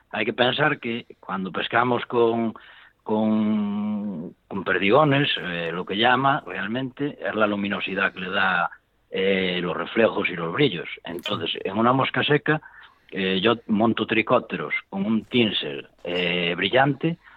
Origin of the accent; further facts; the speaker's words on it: Ourense, Galicia, Spain; Sí, que yo soy de aquí, de Orense, de Galicia.